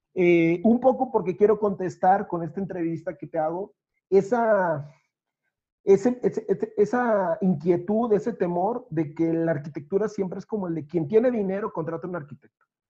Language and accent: Spanish; Veracruz, Mexico; moved away; Yo ahora estoy lejos de mi ciudad natal, recuerdo ese Veracruz